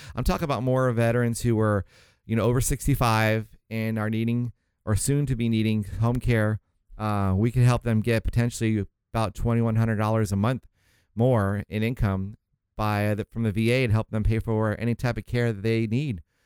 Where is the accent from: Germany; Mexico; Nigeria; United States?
United States; St. Augustine, Florida; moved away as an adult; also born or lived in Miami, Florida; my folks moved up to, um, Saint Augustine. It's a small town near Jacksonville, Florida.